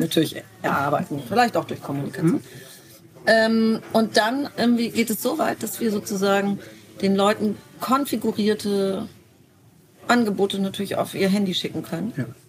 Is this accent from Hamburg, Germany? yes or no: no; Bremen, Germany; Nun bin ich in Fegesack aufgewachsen. Das ist ein, ein Ortsteil von Bremen